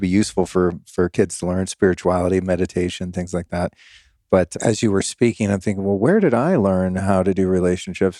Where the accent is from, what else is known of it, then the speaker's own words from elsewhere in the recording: California, United States; moved away as an adult; now in Texas, United States; I'm an old school Californian liberal at heart